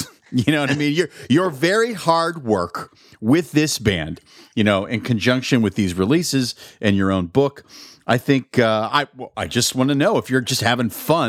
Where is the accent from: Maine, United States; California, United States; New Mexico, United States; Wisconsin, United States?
New Mexico, United States; Albuquerque; moved away as an adult; also born or lived in Pittsburgh, Pennsylvania / Chicago, Illinois; cause I was born in Pittsburgh. Mm-hmm. I grew up my teen years in Albuquerque, New Mexico.